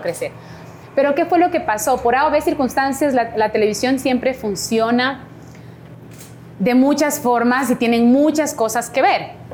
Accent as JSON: {"language": "Spanish", "town": "Cumbayá", "region": "Pichincha", "country": "Ecuador", "said": "Me metí de, reina de mi parroquia, yo soy de Cumbayá"}